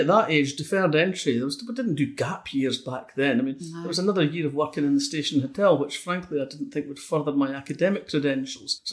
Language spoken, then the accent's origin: English; Fife, Scotland, United Kingdom; accent: Scots; moved away as an adult; also born or lived in Kirkcaldy / East Wemyss / Manchester / Oxford; when I was growing up in Fife